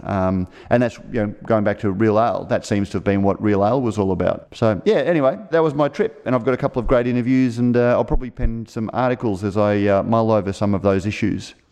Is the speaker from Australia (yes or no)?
yes; Australia; as an Australian